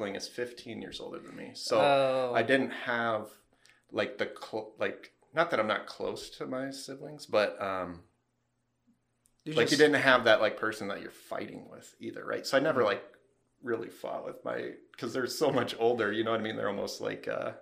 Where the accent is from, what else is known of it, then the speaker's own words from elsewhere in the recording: Fredericksburg, Iowa, United States; also born or lived in Ames, Iowa; So I grew up in Northeast Iowa in Fredericksburg, Iowa